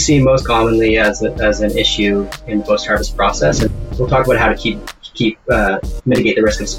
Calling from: Kelowna, British Columbia, Canada; I'm in Kelowna, BC, just a couple hours north of Vancouver.

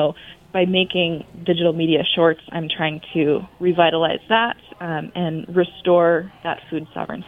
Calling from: Kalispell, Montana, United States; I'm calling in from Kalispell, Montana.

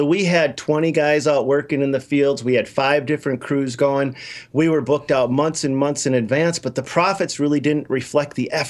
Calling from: Minnesota, United States; Minnesota, don't you know?

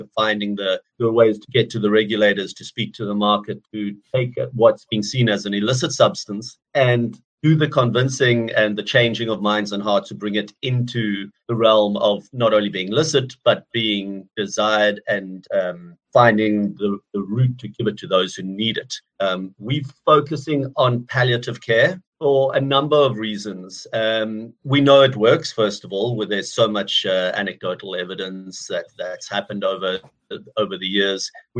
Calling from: Cape Town, Western Cape, South Africa; I'm calling from Cape Town in South Africa.

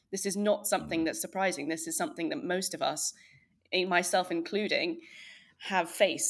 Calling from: Berlin, Germany; moved away as an adult; also born or lived in United Kingdom; I am ringing in from my home in Berlin.

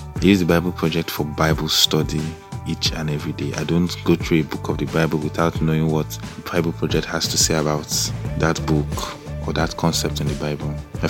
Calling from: Abuja, Federal Capital Territory, Nigeria; Hi, this is … I'm here from Abuja, Nigeria.

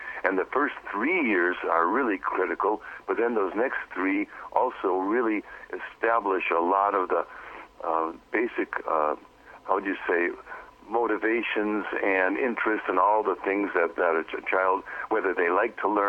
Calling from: Pacific Northwest, United States; I'm here in the Pacific Northwest, about 15 miles south of Canada and 6 miles in from the water.

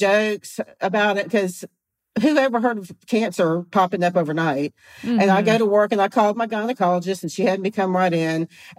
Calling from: Fortson, Georgia, United States; I live in Fortson, Georgia, which is just north of Columbus, if you've ever heard of Fort Benning.

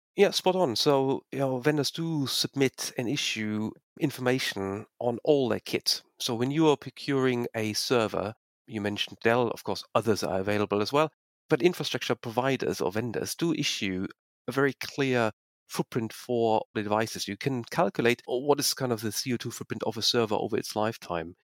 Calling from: Manchester, North West England, United Kingdom; moved away; I have been living in the UK now since 1999. I'm actually calling from Manchester in the north of England.

